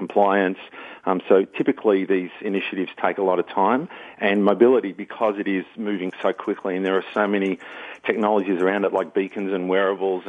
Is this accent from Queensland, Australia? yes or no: no; Melbourne, Victoria, Australia; moved away as an adult; now in Atlanta, United States; I'm actually originally from Australia, born and raised in Melbourne, Victoria